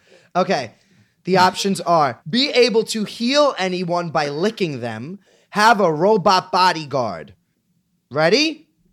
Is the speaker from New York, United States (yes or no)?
yes; New York City, New York, United States; I'm from Staten Island